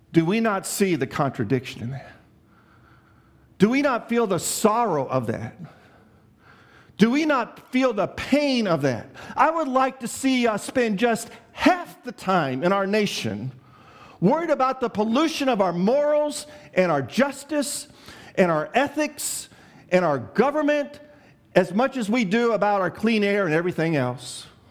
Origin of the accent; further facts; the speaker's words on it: Chicago, Illinois, United States; I grew up in Chicago